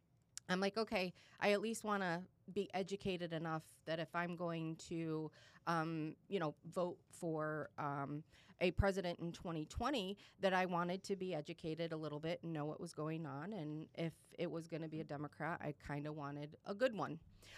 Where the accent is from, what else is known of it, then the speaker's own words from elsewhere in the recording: Michigan, United States; now in Boca Raton, United States; I live in Boca. I've lived in Boca for about 17 years. I'm a transplant from Michigan